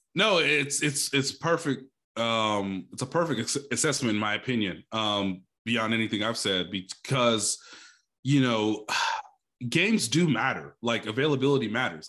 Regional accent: Kansas City, Missouri, United States; born or raised there

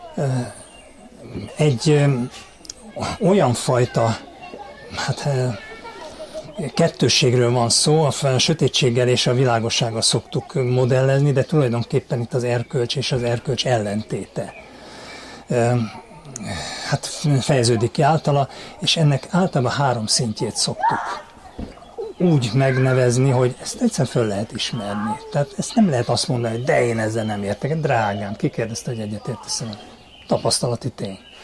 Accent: Hungary; Amiben mi beleszülettünk, mint magyarok

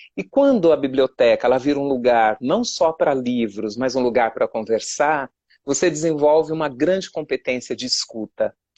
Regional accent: São Paulo, Brazil; eu venho da zona leste de São Paulo, eu não nasci em Parelheiros

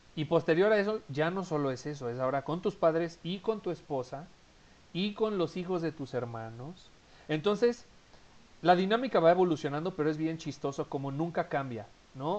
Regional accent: Mexico City, Mexico; moved away; Mi familia vive en Ciudad de México, de donde yo soy originario. Yo actualmente no vivo en Ciudad de México

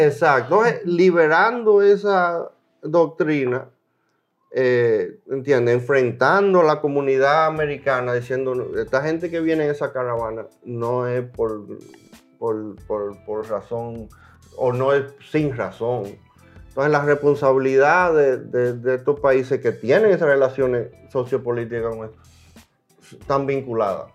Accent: Dominican Republic; now in United States; ya yo me fui de mi país, eso no quiere decir que yo no soy dominicano

